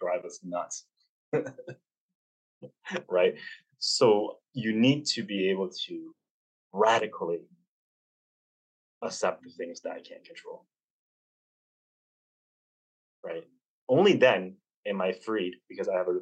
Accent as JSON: {"language": "English", "country": "Canada", "tie": "born or raised there", "said": "I'm a Canadian, so I use March breaks instead of spring"}